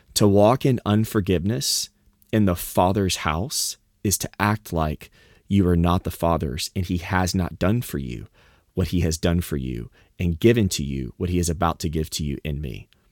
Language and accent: English; the South, United States; moved away; I grew up in the South